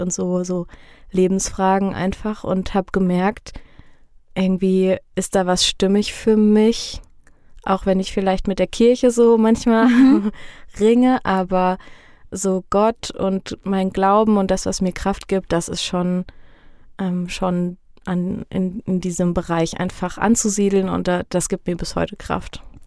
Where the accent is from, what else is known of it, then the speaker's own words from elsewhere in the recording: Neuhof, Hesse, Germany; Ich bin voll das Fulda-Gewächs. Also ich komme gebürtig aus Neuhof